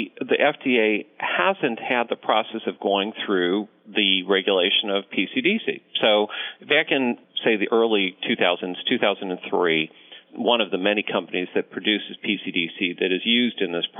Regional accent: Ohio, United States; born there; also born or lived in Connecticut / Rhode Island; now in Omaha, United States; I was born in Ohio, moved to Connecticut, Rhode Island, various other places in between

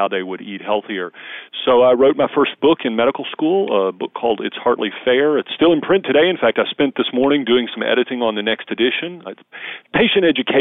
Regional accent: the South, United States; I grew up in the South

